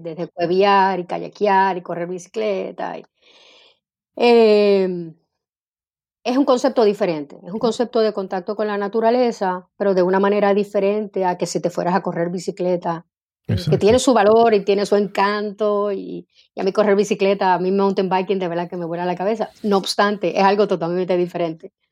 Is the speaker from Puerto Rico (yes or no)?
yes; Bayamón, Puerto Rico; also born or lived in Santurce / Carolina; yo nací en Santurce. Eh, mi mamá para entonces vivía en Bayamón, así es que de pequeñita viví en Bayamón eh, junto a mi abuelita y mi mamá. Y luego mi mamá se muda para Carolina, Así que mi adolescencia eh, estuve viviendo en Carolina